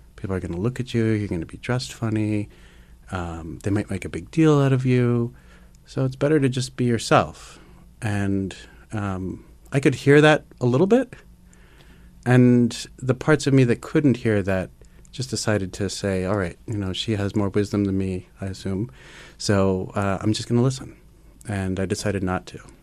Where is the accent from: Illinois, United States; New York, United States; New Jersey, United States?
New York, United States; New York City; growing up in Manhattan, uh, in the time that I did, in the early eighties